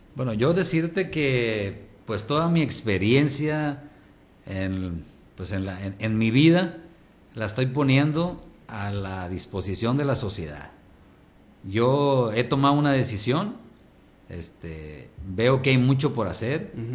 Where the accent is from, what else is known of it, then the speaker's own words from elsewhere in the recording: Colonia Hidalgo, Bachimeto, Sinaloa, Mexico; also born or lived in Navolato; nací en Abolato, este, en la cabecera, pero me crié en el campo, en la colonia Hidalgo, sindicatura de Bachimeto